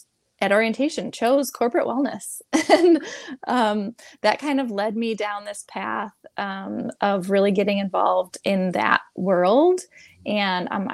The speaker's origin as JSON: {"language": "English", "region": "Michigan", "country": "United States", "also_born_or_lived": "California", "said": "I moved away from Michigan, is where I am from"}